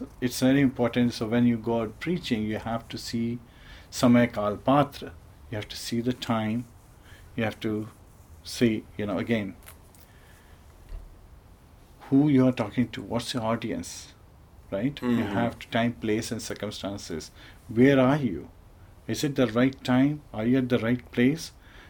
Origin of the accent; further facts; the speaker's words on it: Bhopal, Madhya Pradesh, India; I was born in India. Where in India? Bhopal in Madhya Pradesh.